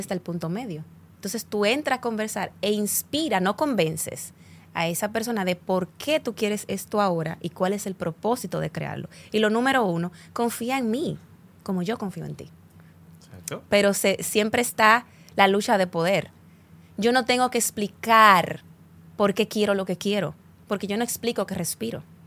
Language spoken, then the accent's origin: Spanish; Dominican Republic